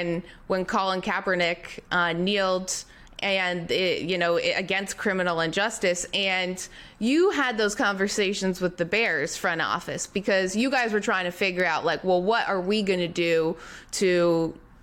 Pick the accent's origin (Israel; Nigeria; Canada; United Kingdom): Canada; now in United States; I'm a Canadian